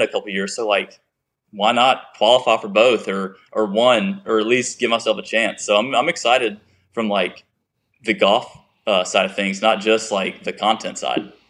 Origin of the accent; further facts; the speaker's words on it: Chapin, South Carolina, United States; I'm a guy from Chapin, South Carolina